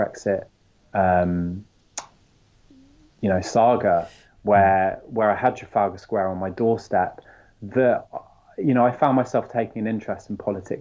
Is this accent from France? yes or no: yes; France; moved away; I grew up in France